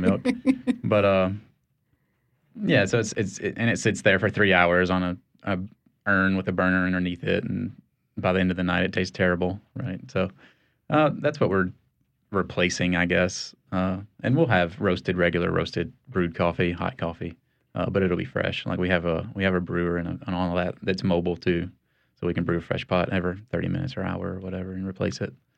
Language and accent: English; Kentucky, United States; now in New Orleans, United States; I am from Kentucky originally